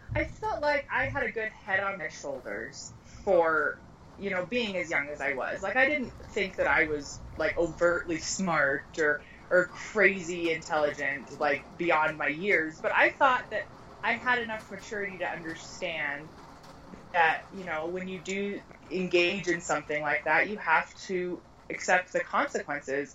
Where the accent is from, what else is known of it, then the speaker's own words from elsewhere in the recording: Colorado, United States; also born or lived in Arizona; I've lived in Colorado since I was a month old, so I consider myself a native